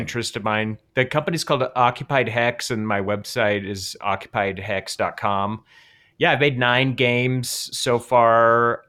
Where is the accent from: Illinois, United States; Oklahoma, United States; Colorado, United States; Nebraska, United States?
Colorado, United States; I'm from Colorado